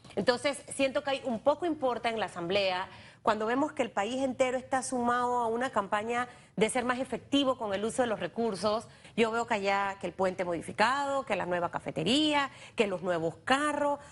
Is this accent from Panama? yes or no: yes; Panama; Para mí como panameña